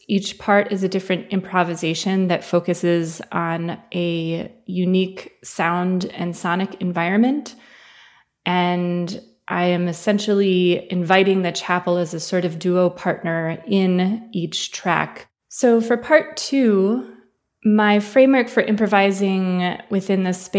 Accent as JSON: {"language": "English", "town": "Ann Arbor", "region": "Michigan", "country": "United States", "tie": "born or raised there", "moved": "yes", "lives_now": "Oberlin, United States", "said": "I grew up in Ann Arbor, Michigan in the United States"}